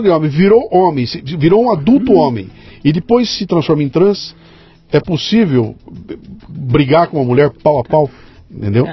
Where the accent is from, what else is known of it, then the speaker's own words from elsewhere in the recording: Bauru, São Paulo, Brazil; lá em Bauru, inclusive minha terra